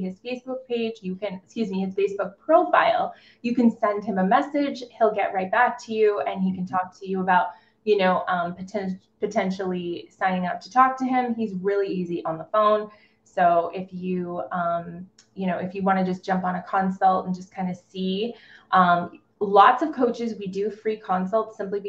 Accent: Boston, Massachusetts, United States; moved away; I'm from Boston

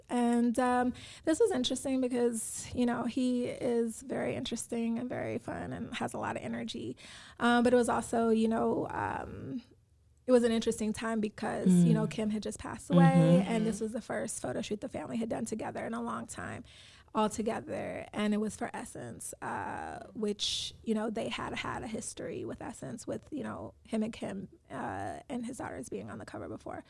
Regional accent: Chicago, Illinois, United States; I'm from Chicago, so, like, I understand, you know, different things.

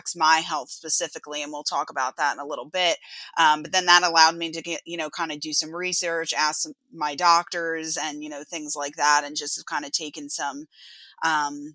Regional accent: Long Island, New York, United States; I am from Long Island

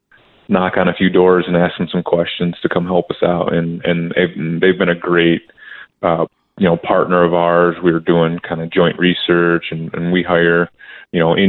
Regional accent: Michigan, United States; moved away as an adult; also born or lived in Philadelphia / Indiana; now in Tucson, United States; I'm originally from Michigan

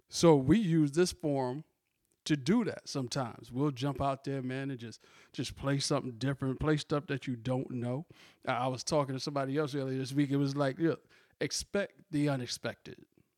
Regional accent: Virginia, United States; Shout out to Virginia, my hometown.

